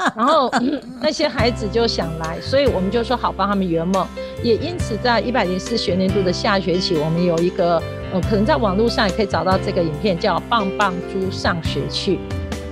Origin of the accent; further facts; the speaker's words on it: Yunlin County, Taiwan; also born or lived in Chiayi City, Taiwan; 我住云林，我一直在嘉义上班